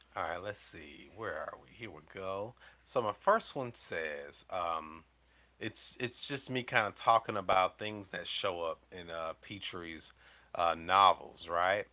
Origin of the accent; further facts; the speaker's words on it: the South, United States; I'm coming from the South